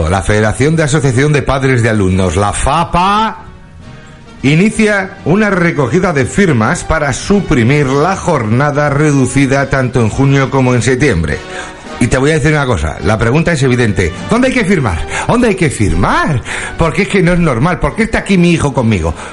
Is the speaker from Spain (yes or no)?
yes; Spain; Venga, coño, que somos españoles. ¿A quién vas a engañar? O sea, cosas como son. Todo el, mundo, todo el sabe que en España para planificar algo, dos semanas y si me apuras, tres días